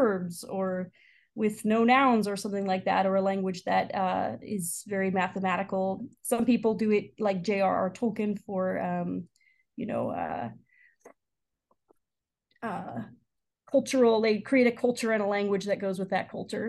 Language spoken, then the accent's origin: English; San Diego, California, United States; moved away as an adult; also born or lived in Stanford; now in Chicago, United States; I'm originally from San Diego, but calling in now from Chicago.